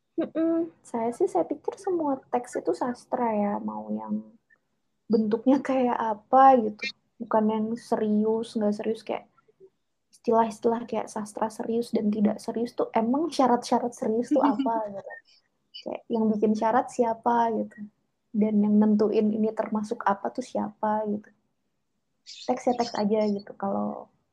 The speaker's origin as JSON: {"language": "Indonesian", "region": "Java", "country": "Indonesia", "tie": "born or raised there", "said": "pengalaman saya ya pengalaman sebagai anak yang dibesarkan di lingkungan keluarga Jawa gitu dengan nilai-nilai Jawa"}